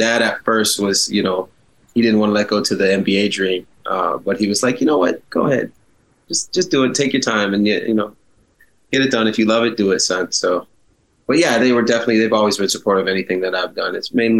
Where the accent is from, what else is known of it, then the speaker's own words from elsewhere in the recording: Halifax, Nova Scotia, Canada; also born or lived in Toronto; I moved back to Halifax from Toronto when I was about 11 years old